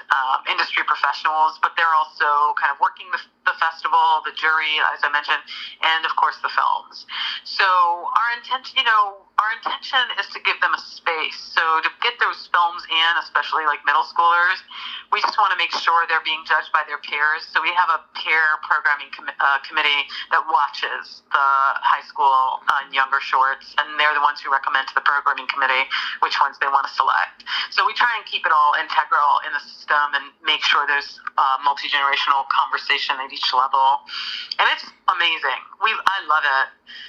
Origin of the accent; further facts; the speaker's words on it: New York City, New York, United States; As a New Yorker who's born in Brooklyn